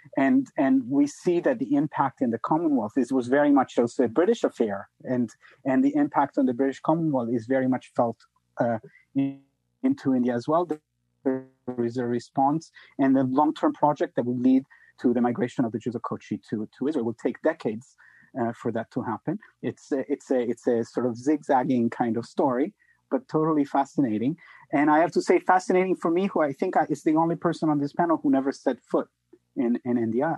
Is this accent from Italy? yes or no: yes; Italy; moved away; I come from Italy